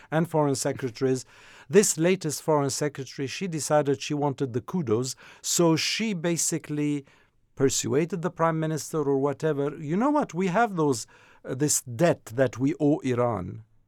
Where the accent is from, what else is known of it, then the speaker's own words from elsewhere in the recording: France; also born or lived in Jordan; I come from Jordan, so I have that umbilical cord with the country, even though I grew up in France, as you know. So I was a kid when I left the region